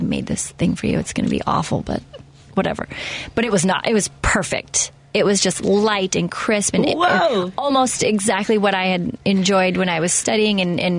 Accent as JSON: {"language": "English", "town": "Seattle", "region": "Washington", "country": "United States", "said": "Seattle. Seattle, Washington."}